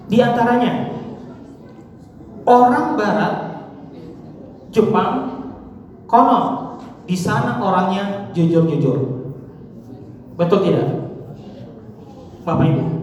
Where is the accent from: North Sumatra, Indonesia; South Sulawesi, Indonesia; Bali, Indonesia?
South Sulawesi, Indonesia; Kita di sini mengenal ada konsep siri, malu. Betul ya? Konsep kita orang Sulsel itu adalah konsep malu.